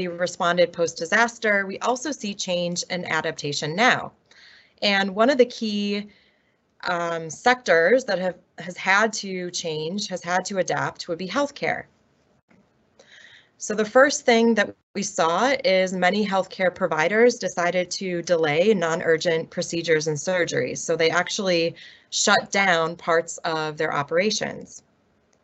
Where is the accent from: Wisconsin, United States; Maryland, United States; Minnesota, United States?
Wisconsin, United States; Milwaukee; my hometown of Milwaukee, Wisconsin